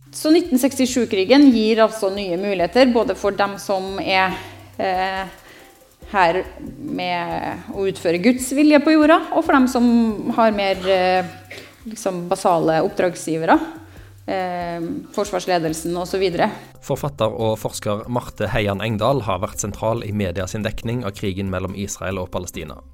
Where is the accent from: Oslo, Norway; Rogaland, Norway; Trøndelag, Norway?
Trøndelag, Norway; Trondheim; also born or lived in Jerusalem; Jeg er fra Trondheim, dessverre. Ikke fra Stavanger